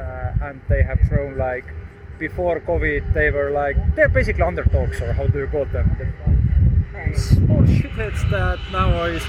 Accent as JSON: {"language": "English", "country": "Estonia", "said": "I'm from Estonia."}